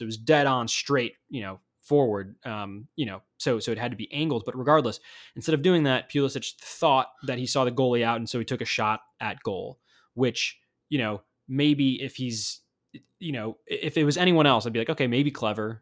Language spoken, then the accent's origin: English; United States; as an American